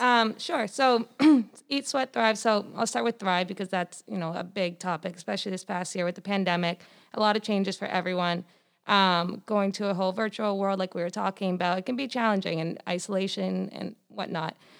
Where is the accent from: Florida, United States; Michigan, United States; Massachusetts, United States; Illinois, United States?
Massachusetts, United States; Foxborough; I'm from Foxborough, Massachusetts.